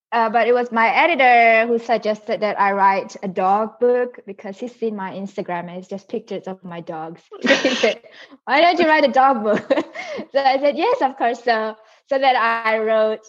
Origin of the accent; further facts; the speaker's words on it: Singapore; also born or lived in Indonesia; now in Brisbane, Australia; I live in Brisbane now, but I was born in Indonesia, and then but I grew up in Singapore.